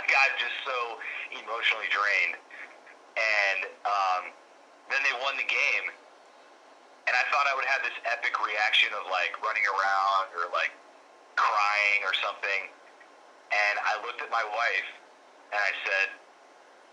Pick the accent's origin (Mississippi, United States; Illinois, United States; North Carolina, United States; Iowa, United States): Illinois, United States; Chicago; I grew up in around Chicago.